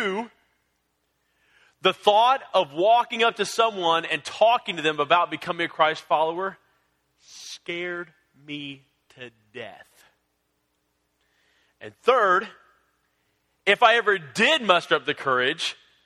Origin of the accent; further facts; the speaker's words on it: San Antonio, Texas, United States; I grew up in San Antonio